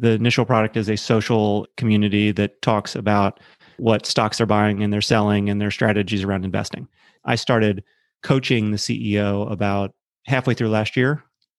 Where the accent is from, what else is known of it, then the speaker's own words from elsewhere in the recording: Maryland, United States; I grew up on the East Coast, small suburb of Baltimore, middle-class family.